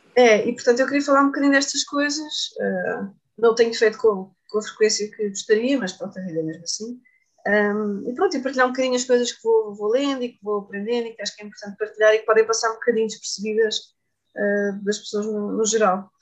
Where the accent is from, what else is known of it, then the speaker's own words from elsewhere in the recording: Setúbal, Portugal; as minhas origens, onde eu cresci